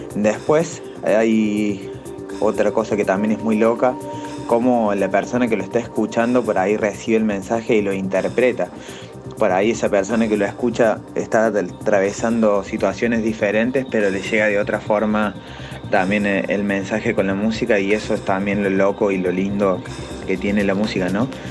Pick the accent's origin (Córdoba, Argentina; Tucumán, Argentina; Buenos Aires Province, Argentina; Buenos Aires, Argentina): Córdoba, Argentina; Villa María; mi ciudad, yo soy de Villa María, Córdoba